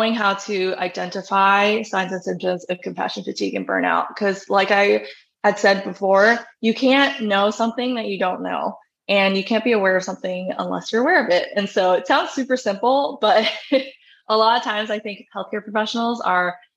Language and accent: English; New York, United States; moved away as an adult; I left my home state in New York